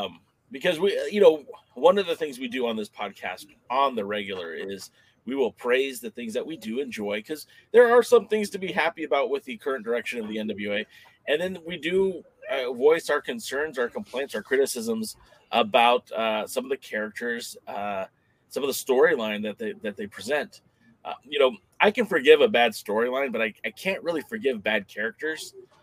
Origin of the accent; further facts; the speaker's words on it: California, United States; I grew up in Southern California where we were, you know, up until like 1986, we had our own territory, mm-hmm. Los Angeles with the Olympic Auditorium